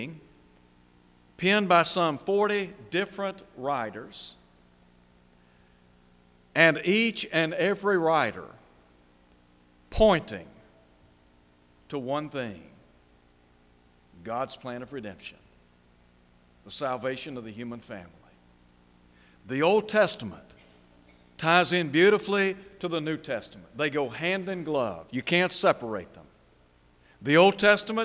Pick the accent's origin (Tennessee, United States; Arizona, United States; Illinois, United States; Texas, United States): Tennessee, United States; Chattanooga area; In my hometown, there are two mountains, Signal Mountain and Lookout Mountain